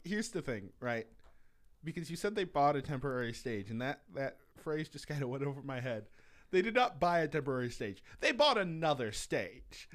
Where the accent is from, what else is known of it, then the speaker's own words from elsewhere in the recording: Mapleton, Minnesota, United States; also born or lived in Marshall, Minnesota; I grew up in Mapleton